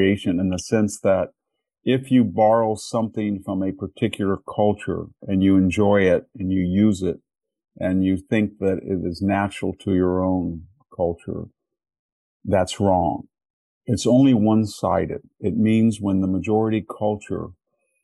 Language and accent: English; Selma, California, United States; I was from Selma, that is a much more predominantly Mexican-American community